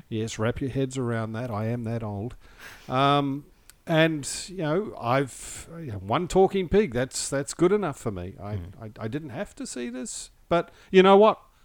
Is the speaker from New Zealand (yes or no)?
yes; New Zealand; growing up in New Zealand